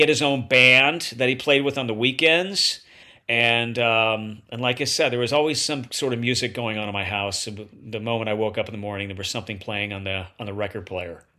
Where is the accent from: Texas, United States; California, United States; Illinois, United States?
Illinois, United States; Bradford; also born or lived in Peoria, Illinois; I grew up in Bradford, Illinois